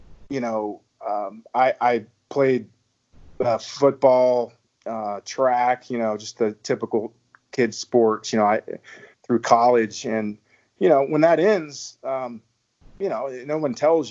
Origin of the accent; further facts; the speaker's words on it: Virginia, United States; moved away as an adult; also born or lived in South Texas; now in Texas, United States; I'm from Virginia. Originally, I've been in Texas with my wife and three kids for, heck, the last, I guess, dozen or so years now